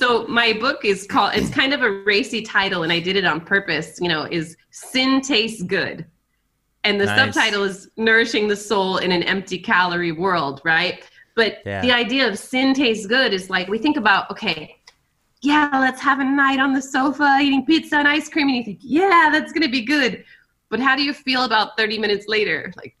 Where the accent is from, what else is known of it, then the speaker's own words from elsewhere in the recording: Brunei; also born or lived in France; now in United States; I lived in France for a while. I grew up in Brunei, Borneo, and went to school with the Sultan's kids. And then I've lived in a couple of states across America as well.